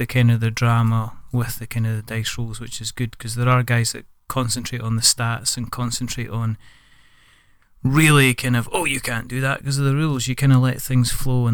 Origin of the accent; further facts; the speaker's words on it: Scotland, United Kingdom; I'm Scottish.